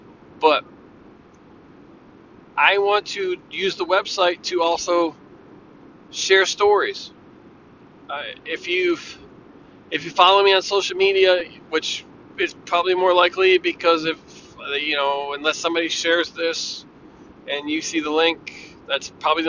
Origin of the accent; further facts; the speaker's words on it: Bridgeport, United States; Michael was a friend of mine that I grew up with in Bridgeport.